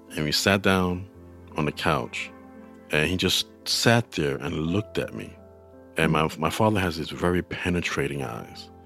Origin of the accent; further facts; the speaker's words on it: New York City, New York, United States; I'm from New York City. I grew up in the Bronx